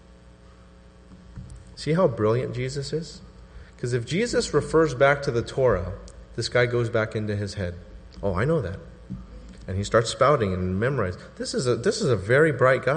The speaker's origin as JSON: {"language": "English", "region": "Southern California", "country": "United States", "said": "I'm from Southern California because I put the before 80"}